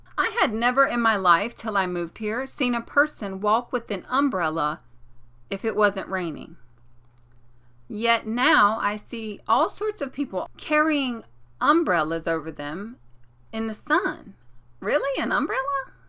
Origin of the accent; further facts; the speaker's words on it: North Carolina, United States; now in New York, United States; I'm from North Carolina